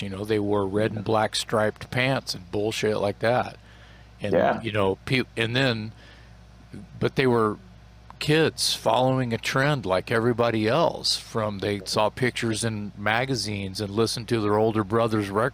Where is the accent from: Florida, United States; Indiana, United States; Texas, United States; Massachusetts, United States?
Texas, United States; I love being from Texas